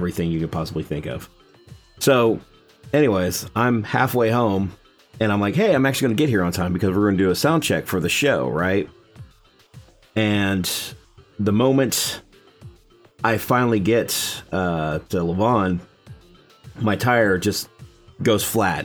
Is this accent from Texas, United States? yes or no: yes; Texas, United States; I'm born and raised in Texas